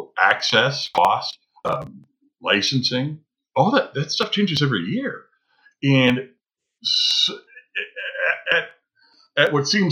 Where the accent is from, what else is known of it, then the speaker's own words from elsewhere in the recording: Midwest, United States; Well, growing up in the Midwest, and dealing with that kind of snow and that horrible traction snow back there